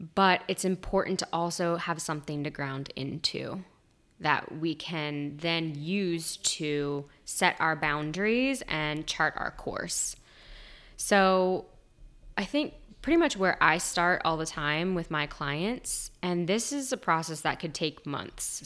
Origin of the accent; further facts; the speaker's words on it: Virginia, United States; I am from Virginia